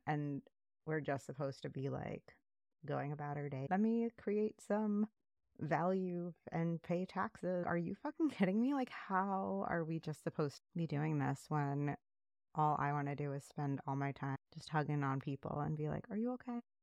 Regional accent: New York City, New York, United States; I grew up in New York City

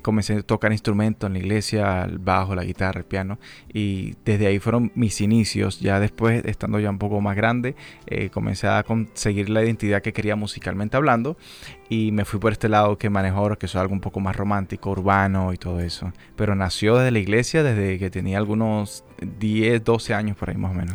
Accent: Venezuela; now in Dominican Republic; yo crecí en Venezuela

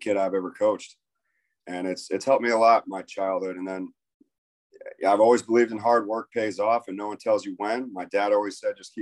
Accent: Tarpon Springs, Florida, United States; also born or lived in New York; I was born in New York. And then when I was 2 years old, we moved to Tampa area, Tarpon Springs, Florida

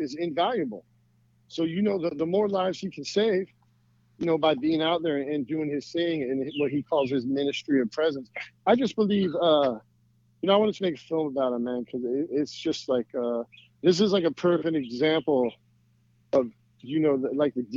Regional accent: United States; I grew up in this country. You know, I love America

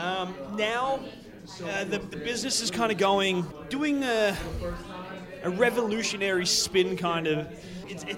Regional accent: Melbourne, Victoria, Australia; my hometown of Melbourne, Australia

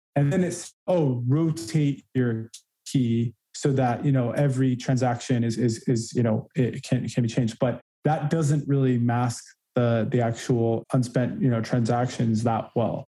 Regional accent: California, United States; moved away as an adult; also born or lived in Chicago / Massachusetts; I was born and raised in California, kind of classic California surfer guy, still surf

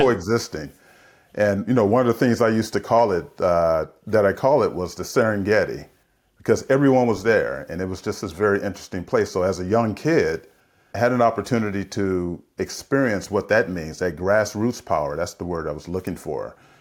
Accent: San Francisco, California, United States; I grew up in San Francisco in the seventies

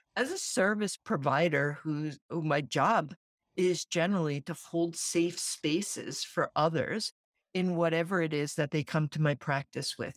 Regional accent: Central New Jersey, United States; also born or lived in Brooklyn, New York; I grew up in New Jersey

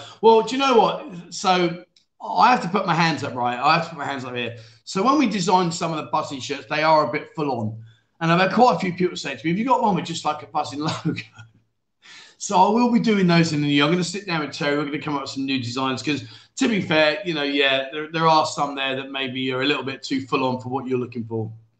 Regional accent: London, United Kingdom; So, as you know, like, I grew up and lived in London.

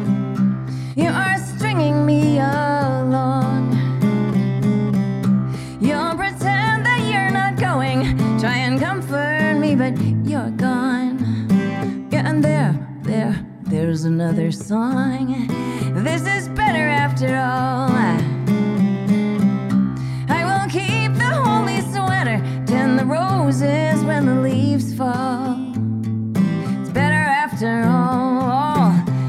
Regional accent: Boston, Massachusetts, United States; also born or lived in London; I grew up in Boston

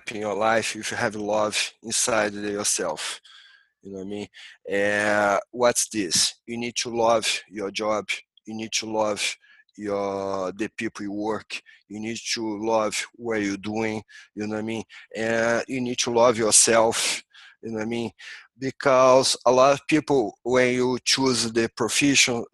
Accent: Rio de Janeiro, Brazil; English is a second language; moved away as an adult; now in Santa Cruz, United States; I grew up in Rio, close to the ocean.

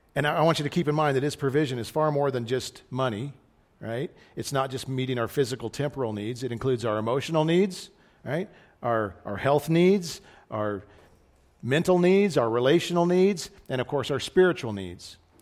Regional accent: United States; as American Christians

